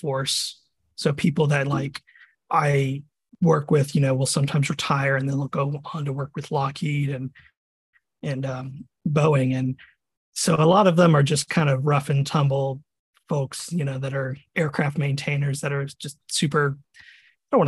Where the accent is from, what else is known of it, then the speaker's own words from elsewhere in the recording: Virginia Beach, Virginia, United States; moved away as an adult; also born or lived in Texas; now in Florida, United States; I originally was born and raised in Virginia, Virginia Beach